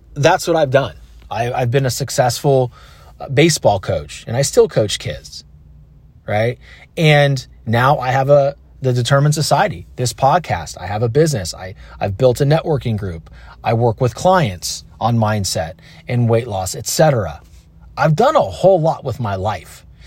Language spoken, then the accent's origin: English; Concord, California, United States; I grew up in Concord, California.